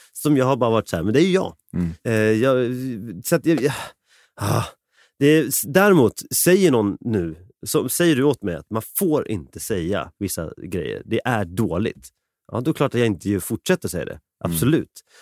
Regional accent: Sweden; jag är född i Sverige

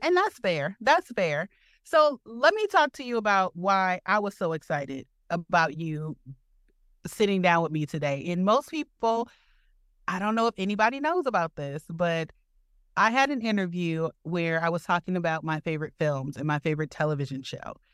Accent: Detroit, Michigan, United States; now in Milwaukee, United States; I'm originally from Detroit.

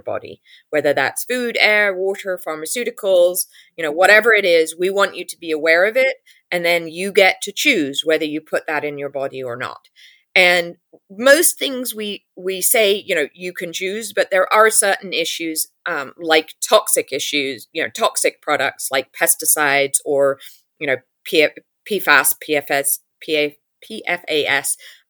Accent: England, United Kingdom; now in United States; you can hear it from my accent. I grew up in England. I know how the English political system works.

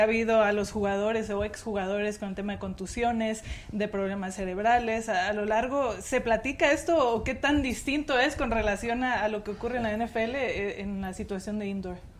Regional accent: Tijuana, Baja California, Mexico; moved away; Yo soy de, de Tijuana y justo les platicaba que crecí ahí en la región fronteriza con San Diego

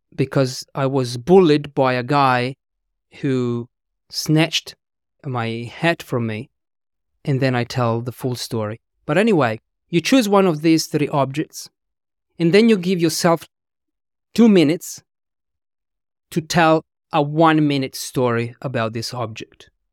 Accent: Italy; English is a second language; moved away as an adult; also born or lived in London / Australia / New Zealand; I was born and raised in Italy. I couldn't speak English until I was in my twenties.

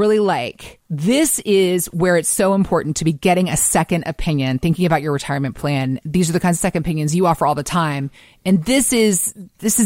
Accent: Atlanta, Georgia, United States; I was born and raised in Atlanta

